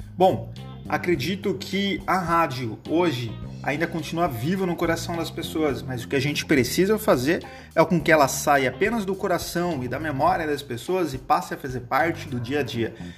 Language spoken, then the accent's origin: Portuguese; North coast of São Paulo, Brazil; also born or lived in Limeira, São Paulo; sou natural de Limeira, interior de São Paulo, portanto caipira, mas criado aqui no litoral norte